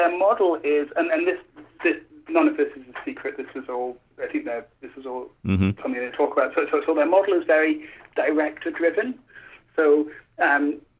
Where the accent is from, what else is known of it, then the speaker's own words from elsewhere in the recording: United Kingdom; moved away as an adult; now in Los Angeles, United States; I'm British